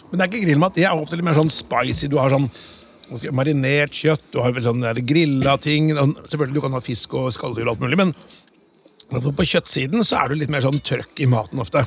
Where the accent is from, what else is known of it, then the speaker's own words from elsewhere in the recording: Notodden, Telemark, Norway; jeg kommer fra Notodden